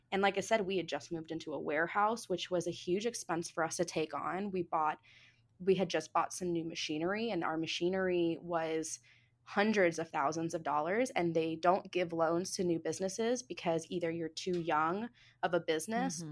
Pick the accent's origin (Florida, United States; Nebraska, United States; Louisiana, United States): Florida, United States; Jupiter; I grew up in Jupiter, which is like preppy, you know, capital of the world